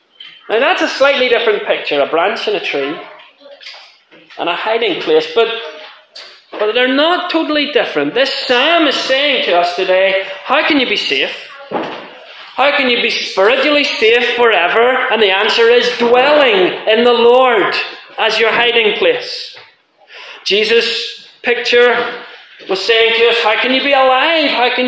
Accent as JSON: {"language": "English", "country": "Ireland", "lives_now": "Scotland, United Kingdom", "said": "I'm an Irish man living in Scotland."}